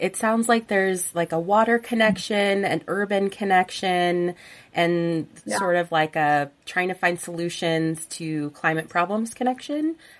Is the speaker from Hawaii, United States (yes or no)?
no; Southern California, United States; Growing up, I'm also from SoCal. Growing up in SoCal